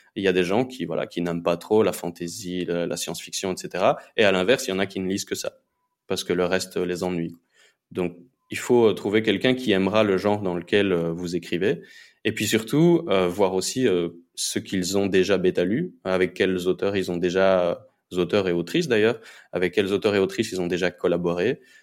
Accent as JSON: {"language": "French", "country": "Belgium", "moved": "as an adult", "lives_now": "Honduras", "said": "je suis à la base, je suis belge. je me suis expatrié pour l'instant en, Amérique latine"}